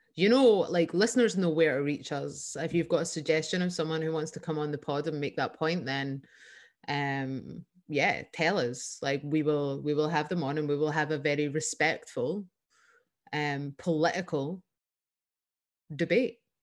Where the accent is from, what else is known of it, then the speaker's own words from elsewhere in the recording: Scotland, United Kingdom; as Scottish people.